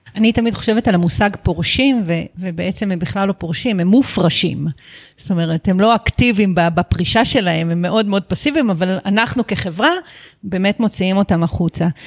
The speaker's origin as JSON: {"language": "Hebrew", "town": "Netzer Sereni", "region": "Central District", "country": "Israel", "tie": "born or raised there", "said": "ששנינו נולדנו בקיבוץ, באותו קיבוץ"}